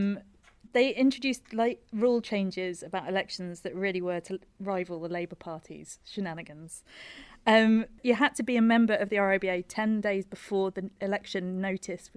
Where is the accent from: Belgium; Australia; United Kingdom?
United Kingdom; near Swindon, South West England; I grew up near Swindon.